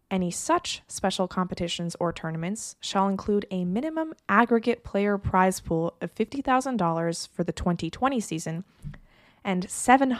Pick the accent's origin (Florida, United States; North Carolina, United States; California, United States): California, United States; Los Angeles; my hometown team, the Los Angeles